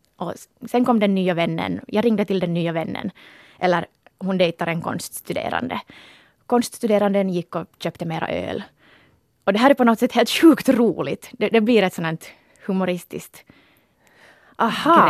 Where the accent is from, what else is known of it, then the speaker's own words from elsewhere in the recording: Porvoo, Uusimaa, Finland; moved away; vi är ju båda från Borgå